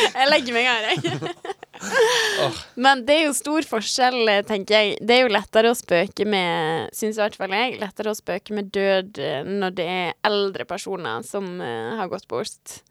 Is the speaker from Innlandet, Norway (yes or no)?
no; Sunnmøre, Møre og Romsdal, Norway; på Sunnmøre, altså i Møre og Romsdal, som er litt lenger nord der vi kommer fra